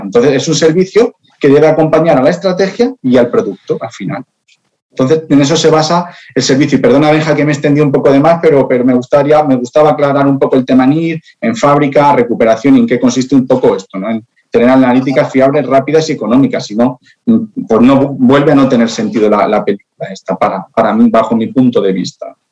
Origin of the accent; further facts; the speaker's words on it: Spain; yo soy español